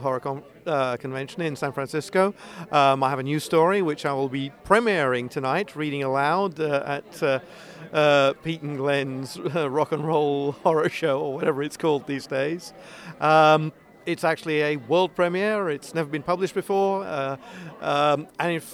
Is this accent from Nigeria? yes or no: no; United Kingdom; I am British